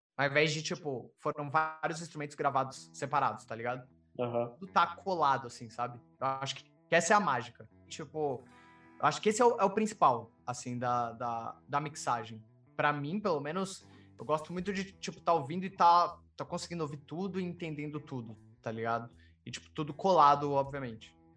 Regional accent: São Paulo, Brazil; eu sou de São Paulo

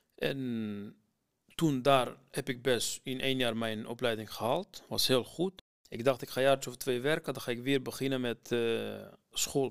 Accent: Iraq; Dutch is a second language; now in Netherlands; Ik kom uit Irak, maar omdat nu al veel in mijn leven is gebeurd in Nederland dan in Irak

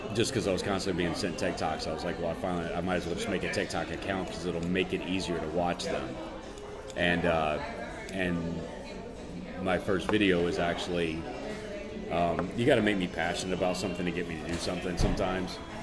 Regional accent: Cajun, Louisiana, United States; I am Cajun

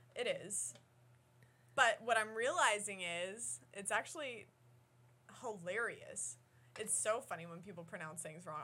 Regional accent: Midwest, United States; we're also from the Midwest

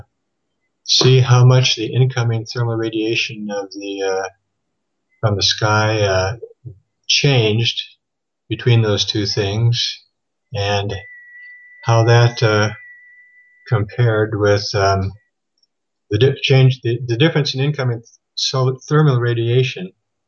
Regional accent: Thief River Falls, Minnesota, United States; moved away as an adult; also born or lived in Phoenix, Arizona; I was born and raised in Thief River Falls, Minnesota

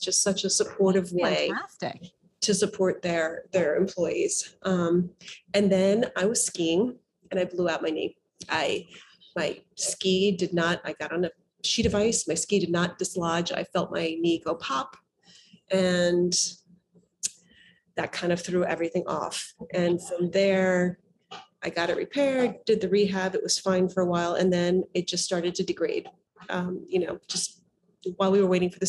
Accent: New York City, New York, United States; I'm from New York City

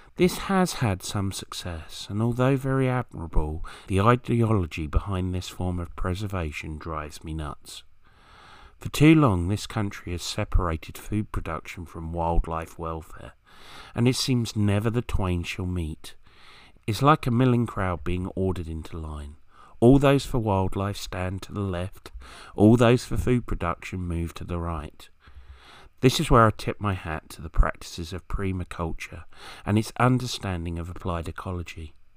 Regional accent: Kent, South East England, United Kingdom; where I grew up in Kent

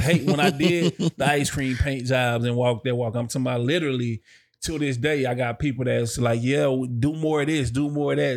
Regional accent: Dallas, Texas, United States; I'm from Dallas

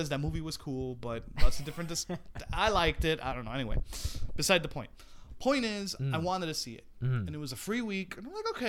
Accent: New York City, New York, United States; We're from the Bronx.

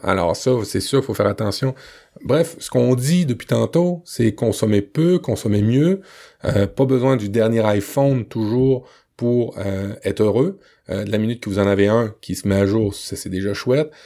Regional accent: Le Havre, Normandy, France; quand j'étais petit en Normandie, euh, sur la plage du Havre

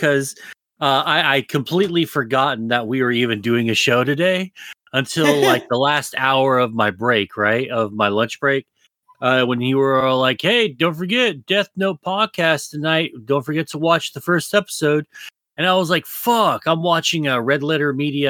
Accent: United States; I'm an American

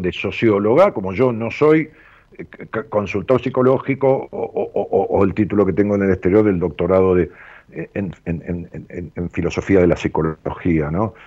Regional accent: Ramos Mejía, Buenos Aires Province, Argentina; also born or lived in Haedo; me llevaron a Ramón Mejía y viví ahí toda mi vida

